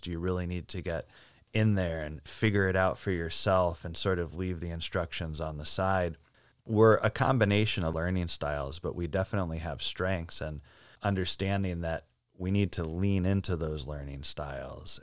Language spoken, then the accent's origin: English; Northeast, United States; I grew up in the Northeast